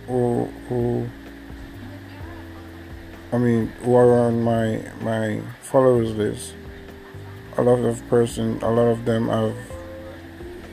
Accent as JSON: {"language": "English", "country": "Jamaica", "accent": "Jamaican", "said": "I'm Jamaican, so my accent will show."}